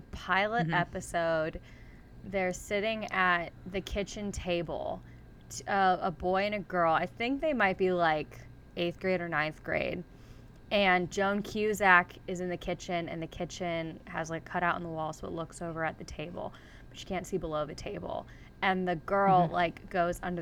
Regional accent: Arizona, United States; growing up in Arizona, there were lots of pool parties

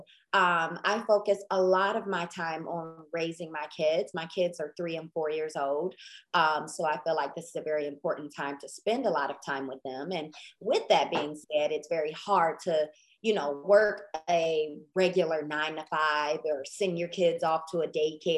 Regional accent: Detroit, Michigan, United States; moved away as an adult; now in Mansfield, United States; I reside in Mansfield, Texas, which is about 35 minutes outside of Dallas. It's in the Southwest region, but I was born in Detroit. I've been in Texas

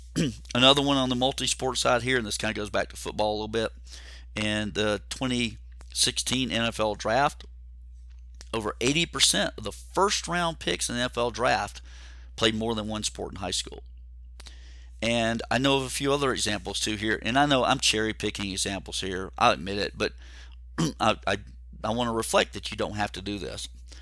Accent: Georgia, United States; I grew up near Atlanta. I was a Falcons fan for a long, long time, big Braves fan.

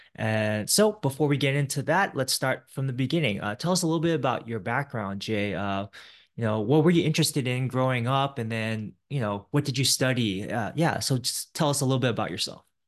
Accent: Silicon Valley, California, United States; I grew up in the Silicon Valley area

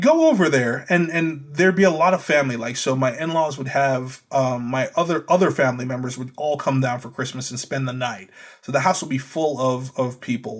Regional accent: Trinidad & Tobago; now in United States; Growing up in Trinidad

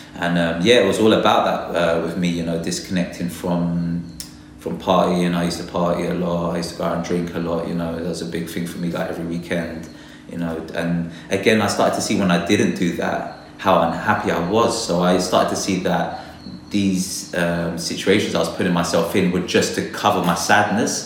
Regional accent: London, United Kingdom; I was born and raised in London

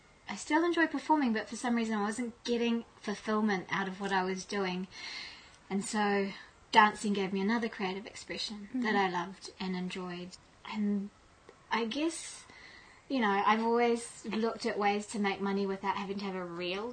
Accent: Malaysia; also born or lived in England; I grew up in Malaysia as a Muslim

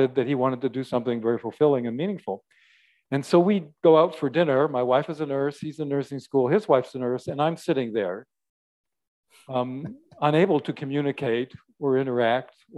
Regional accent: Canada; moved away as an adult; also born or lived in Washington State; I'm Canadian, and my wife and I at that time had moved down from Canada, and we were in Washington State where her sister was

